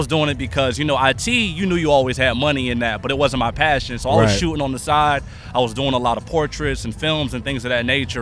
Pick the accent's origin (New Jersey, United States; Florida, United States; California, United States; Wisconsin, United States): Florida, United States; Jacksonville; moved away as an adult; also born or lived in Fort Myers, Florida; now in Indianapolis, United States; I was born in Jacksonville, but I was in Fort Myers, Florida. I was at FGCU.